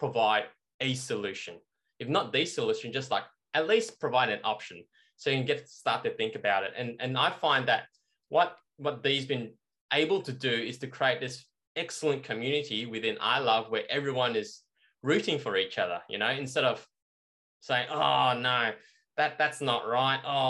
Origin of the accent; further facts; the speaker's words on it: Melbourne, Victoria, Australia; we're from Melbourne, you know, so inner city.